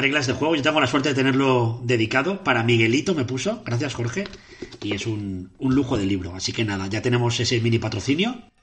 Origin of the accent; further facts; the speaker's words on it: Catarroja, Valencian Community, Spain; era en un pueblo de Valencia que se llama Catarroja, lo más fuerte es que es mi pueblo